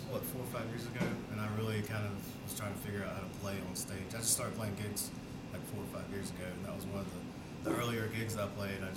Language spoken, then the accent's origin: English; Birmingham, Alabama, United States; I grew up in Huffman and ended up graduating from Trussville.